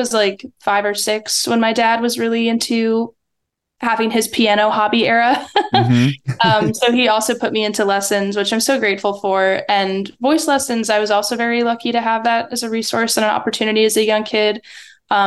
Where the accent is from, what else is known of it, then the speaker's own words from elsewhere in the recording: West Virginia, United States; also born or lived in Florida; now in Los Angeles, United States; I'm from West Virginia because I was raised there. I lived there since I was two and grew up here